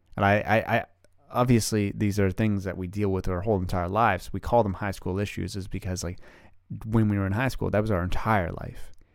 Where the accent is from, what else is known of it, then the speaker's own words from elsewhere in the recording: Canada; also born or lived in Ottawa, Canada; I live in Ottawa, Canada. I am Canadian